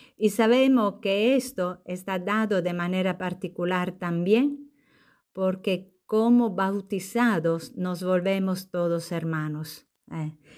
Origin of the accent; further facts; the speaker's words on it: Sardinia, Italy; Spanish is a second language; moved away as an adult; also born or lived in Lima, Peru / southern Italy / northern Italy; now in Puerto Rico; en mi tierra, que es una isla, Sardeña